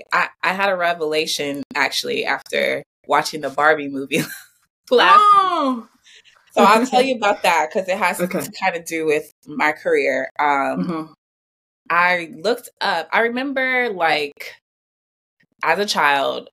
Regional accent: Flint, Michigan, United States; moved away as an adult; also born or lived in Georgia; I'm from Flint, Michigan. So I'm from a small town in the Midwest.

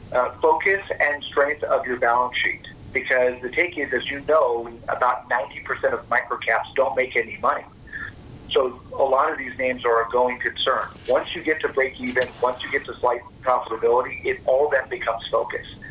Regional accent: Fort Worth, Texas, United States; I was born and raised in Fort Worth, Texas

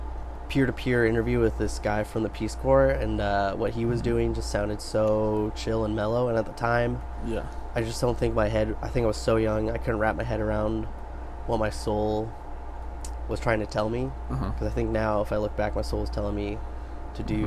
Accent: Bend, Oregon, United States; also born or lived in Carmel, California; Then I moved, my mom, moved me up to Oregon

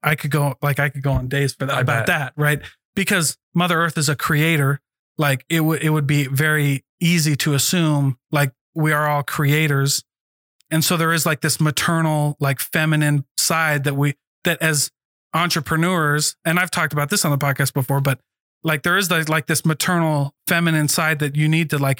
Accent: Midwest, United States; I just grew up in the Midwest

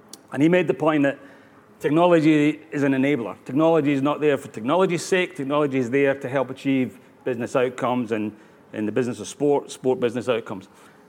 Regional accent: Australia; accent: Scottish; despite the Italian name and the Scottish accent, I'm actually Australian. So I live in Sydney

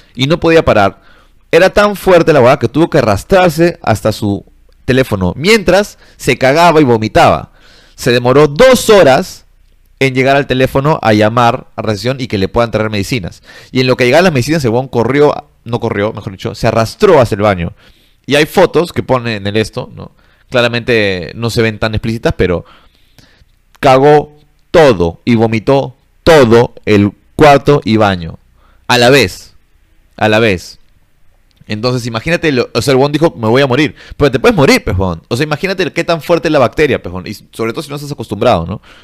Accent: Peru; los peruanos estamos en, el intermedio

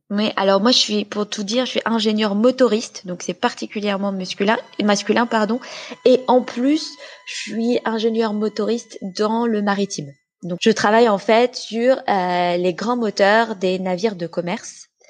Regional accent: France; moved away as an adult; now in Sweden; je vis en Suède, mais je suis française, j'ai grandi j'ai été élevée, j'ai fait mes études en France

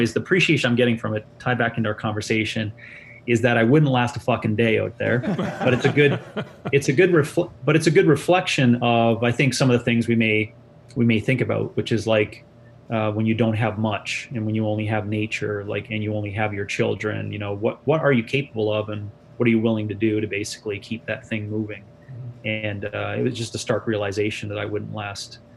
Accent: Newfoundland and Labrador, Canada; moved away as an adult; now in Calgary, Canada; I'm from Newfoundland, Labrador.

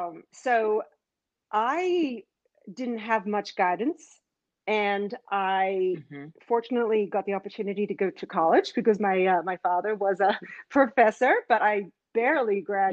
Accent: Australia; also born or lived in Israel / Canada; now in United States; So I grew up in Australia and I grew up in Israel.

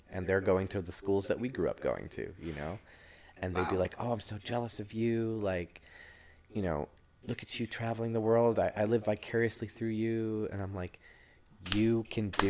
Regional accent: Pennsylvania, United States; born or raised there; moved away as an adult

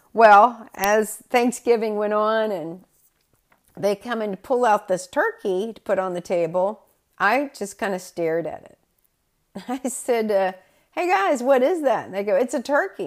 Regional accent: the South, United States; moved away as an adult; also born or lived in New Bedford, Massachusetts; being a Southerner

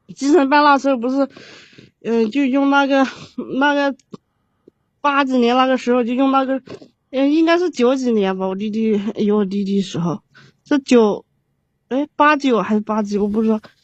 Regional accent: Qujing, Yunnan, China; moved away as an adult; also born or lived in Hubei; now in Shanghai, China; 我是我是云南的。 啊，云南的，云南是哪个城市的？ 曲靖。

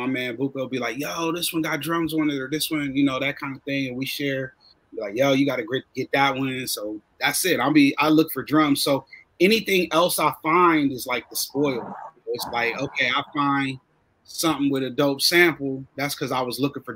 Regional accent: Columbus, Ohio, United States; I'm from Columbus. I still live in Columbus

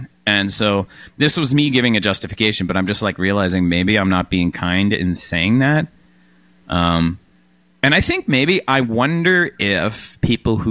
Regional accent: Canada; as a Canadian

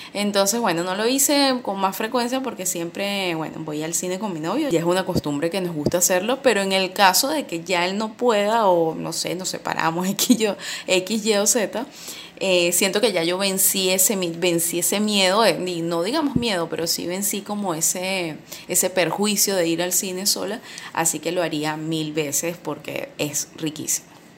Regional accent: Venezuela; also born or lived in Valencia, Venezuela; en mi país

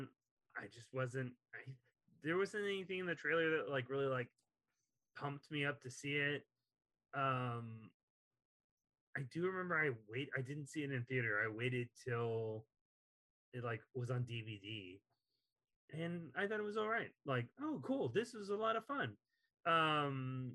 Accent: Texas, United States; accent: Texas; moved away; I'm from Texas originally, and so a lot of my vowels don't come out correctly

